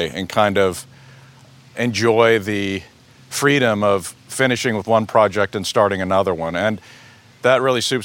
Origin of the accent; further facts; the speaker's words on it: Texas, United States; moved away as an adult; also born or lived in San Antonio, Texas; now in Connecticut, United States; I grew up in Texas. I was born in West Texas